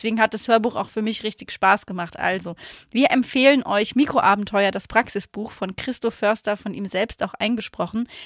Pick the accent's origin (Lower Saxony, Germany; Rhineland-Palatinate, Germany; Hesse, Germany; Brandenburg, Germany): Rhineland-Palatinate, Germany; Laacher See; moved away; die Story mit dem Lacher See, das ist halt meine Heimat